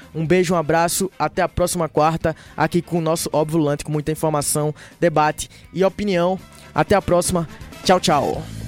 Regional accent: Northeast Brazil, Brazil; now in Belo Horizonte, Brazil; Eu como nordestino

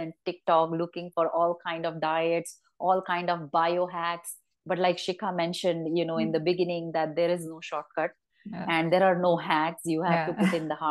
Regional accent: Ratnagiri, Maharashtra, India; growing up in Ratnagiri

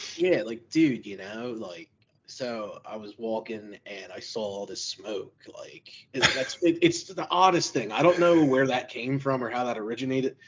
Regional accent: Philadelphia, Pennsylvania, United States; I grew up in Kensington, actual Kensington

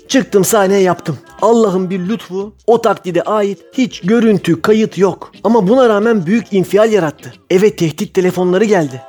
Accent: Çemişgezek, Tunceli Province, Turkey; Ben Çemiş Gezekliyim. Benim kendi toprağıma, memleketime dönmem lazım dedim.

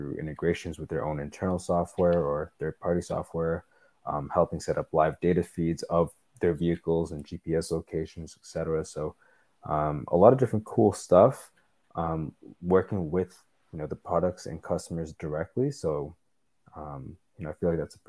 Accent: Toronto, Ontario, Canada; I'm still living here in Toronto, where I was born and raised

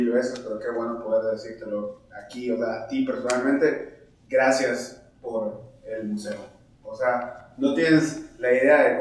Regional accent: Yucatán, Mexico; nosotros los yucatecos

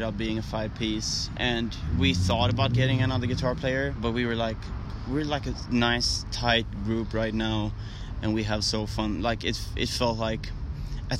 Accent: Gothenburg, Västra Götaland, Sweden; I'm from Gothenburg

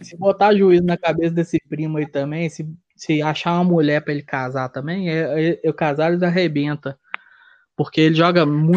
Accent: Minas Gerais, Brazil

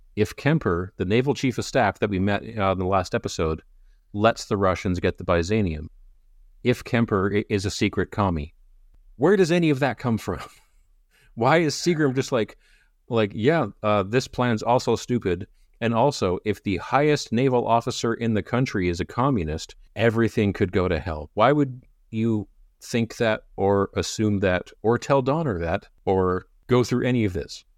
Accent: Canada; As a Canadian

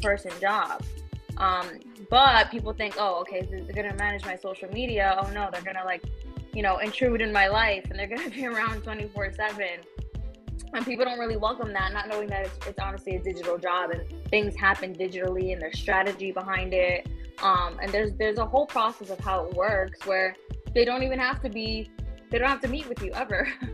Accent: New York City, New York, United States; also born or lived in Queens, New York; I'm from the Bronx, New York. That's where I was born and raised.

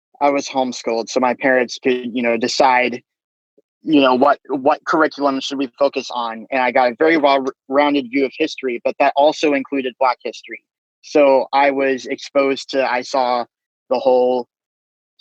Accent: Austin, Texas, United States; also born or lived in Japan; I was born in Japan. So he retired and then we moved to Austin

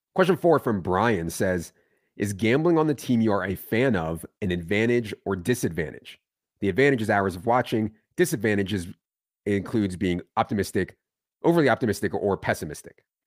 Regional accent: Virginia, United States; moved away; also born or lived in Philadelphia; I grew up in Virginia, not, not Philadelphia

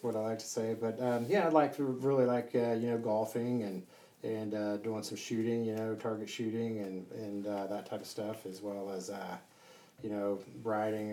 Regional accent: Southern California, United States; moved away; also born or lived in Ohio; I grew up in uh, Southern California so I was born in Ohio, then moved out to Southern California when you know I was a little boy

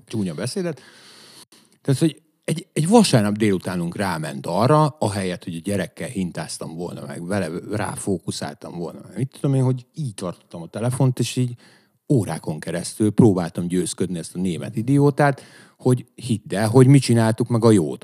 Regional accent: Püspökladány, Hajdú-Bihar, Hungary; moved away; amikor lementünk püspökladányba, mert hogy én onnan származom

